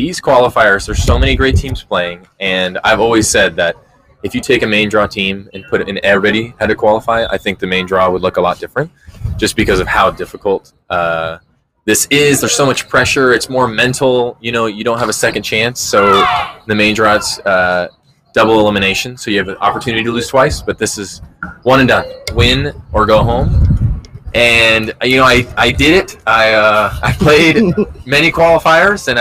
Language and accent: English; San Clemente, California, United States; also born or lived in Mission Viejo, California; I'm from San Clemente, and so I lived there for a long time, and then I lived in Mission Viejo